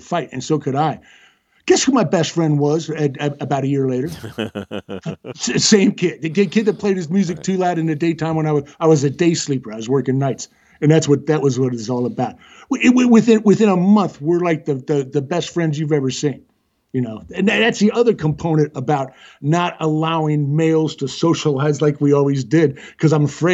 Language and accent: English; Texas, United States; I'm Texan